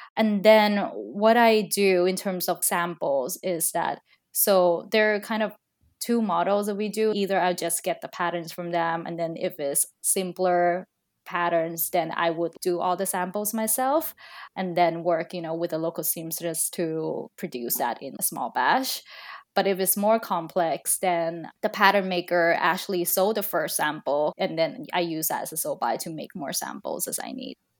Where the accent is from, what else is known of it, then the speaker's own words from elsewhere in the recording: Thailand; now in Seattle, United States; I'm originally from Thailand, but now I'm currently living in Seattle.